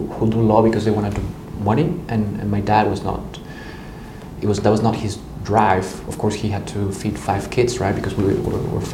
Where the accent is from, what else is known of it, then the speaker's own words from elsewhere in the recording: Mexico City, Mexico; moved away as an adult; also born or lived in Naucalpan, State of Mexico; now in Geneva, Switzerland; I was born in Mexico City